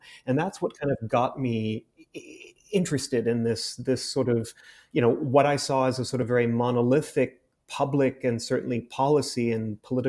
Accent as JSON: {"language": "English", "country": "Saudi Arabia", "tie": "born or raised there", "said": "I was born and raised in the Middle East, in Saudi Arabia, more specifically, where my family lived as expatriates for more than 50 years across three generations."}